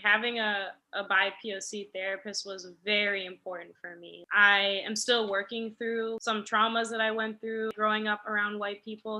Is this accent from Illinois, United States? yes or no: yes; Naperville, Illinois, United States; moved away as an adult; after we moved away from Naperville